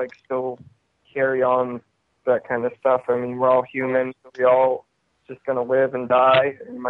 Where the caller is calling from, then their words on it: Maine, United States; I'm calling from Maine.